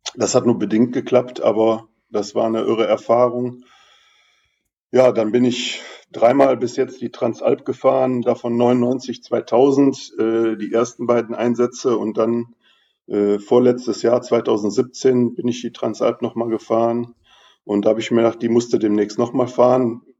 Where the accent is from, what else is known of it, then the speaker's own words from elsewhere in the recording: Düsseldorf, North Rhine-Westphalia, Germany; moved away as an adult; now in Münsterland, Germany; ins Münsterland von meinem Geburtsort Düsseldorf, wo ich 40 Jahre gelebt habe